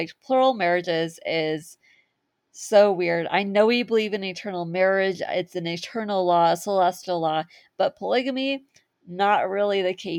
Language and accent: English; California, United States; moved away as an adult; also born or lived in Utah; I grew up in California